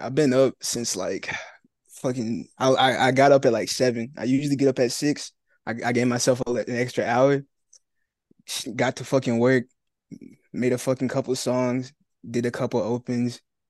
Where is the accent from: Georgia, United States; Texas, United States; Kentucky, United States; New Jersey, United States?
Georgia, United States; Marietta; So I'm in Marietta. It's like a suburb outside of Atlanta. So that's where I live.